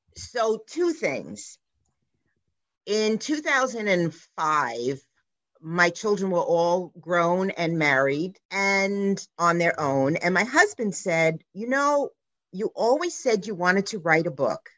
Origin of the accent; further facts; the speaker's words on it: New York City, New York, United States; I grew up on the Lower East Side in New York City